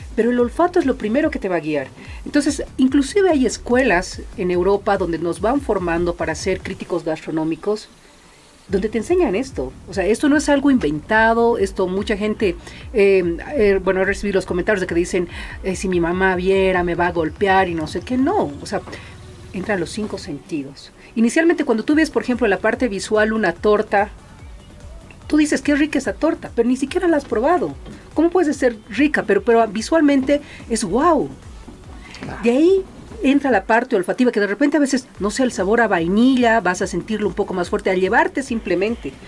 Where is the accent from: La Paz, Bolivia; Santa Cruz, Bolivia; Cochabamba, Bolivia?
La Paz, Bolivia; also born or lived in Chulumani; muy, muy pequeña me han traído aquí a la ciudad de La Paz